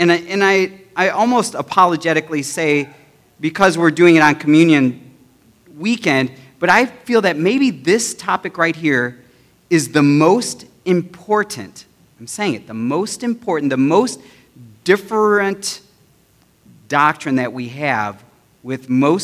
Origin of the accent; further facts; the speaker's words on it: United States; I am proud to be an American